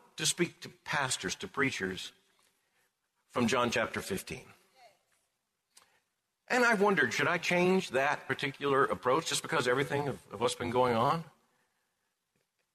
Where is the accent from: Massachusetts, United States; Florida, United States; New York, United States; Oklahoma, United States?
Florida, United States; Lakeland; also born or lived in Pompano Beach, Florida; My parents are both from Plant City, and I was born in Lakeland. And so this really is home